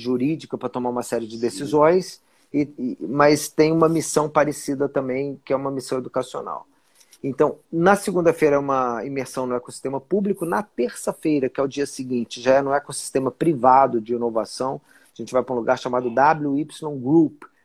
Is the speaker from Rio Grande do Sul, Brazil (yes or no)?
no; Brasília, Federal District, Brazil; moved away as an adult; also born or lived in São Paulo / Rio de Janeiro; Sou brasiliense, nasci em Brasília em 1973. Então, Olha então eu sou brasiliense cara. mesmo, nascido e criado.